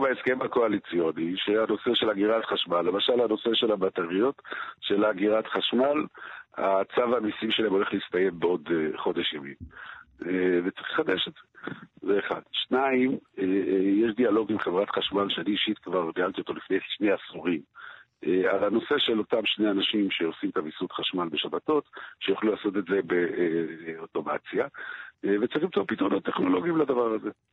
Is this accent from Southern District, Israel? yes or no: no; Jerusalem, Jerusalem District, Israel; אני כירושלמי מכיר את זה משערי צדק